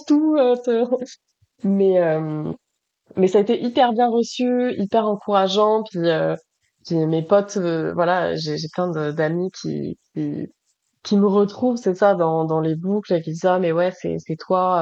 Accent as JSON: {"language": "French", "town": "Toulouse", "region": "Occitania", "country": "France", "moved": "yes", "lives_now": "Montreal, Canada", "said": "Je suis une fille du soleil, je viens de Toulouse"}